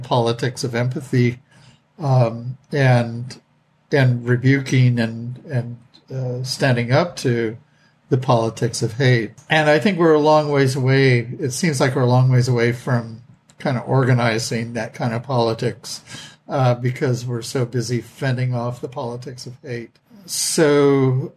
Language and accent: English; the West, United States; I grew up in the West. My great grandparents were pioneers